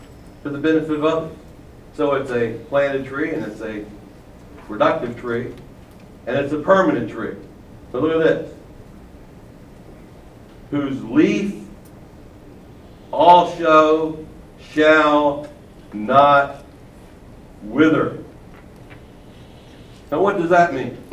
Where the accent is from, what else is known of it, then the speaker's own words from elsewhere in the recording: Baltimore, Maryland, United States; I'm from Baltimore. I'm from a racetrack area